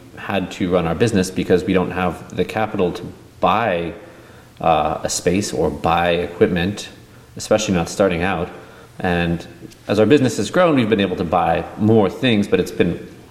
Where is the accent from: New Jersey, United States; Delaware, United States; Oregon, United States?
Oregon, United States; we're both from Oregon